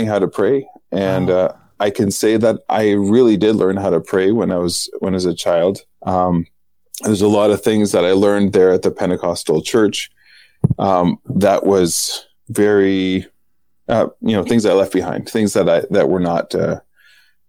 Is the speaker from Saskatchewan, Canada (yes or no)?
yes; Saskatoon, Saskatchewan, Canada; also born or lived in Northern Canada; I was born on August 15th, the Assumption of the Blessed Virgin Mary at St. Paul's Hospital in Saskatoon